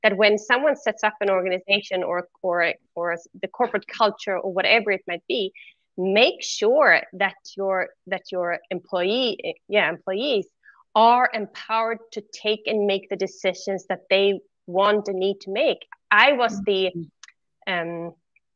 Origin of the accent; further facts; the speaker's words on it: Sweden; first language Swedish; English is a second language; now in Switzerland; I live in Switzerland, but I'm originally from Sweden. So that is why when I speak German or when I speak Swedish or when I, well, not when I speak Swedish, that's my native language. But when I speak English, yeah, that I have an accent.